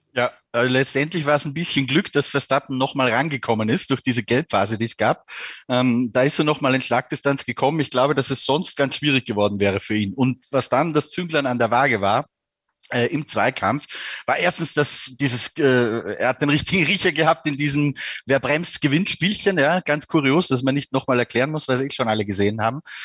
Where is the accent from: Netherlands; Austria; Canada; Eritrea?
Austria; ich bin ja Österreicher